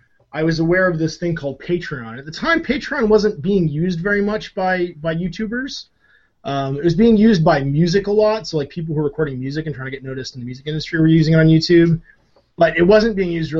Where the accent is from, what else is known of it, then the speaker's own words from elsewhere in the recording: Canada; I'm Canadian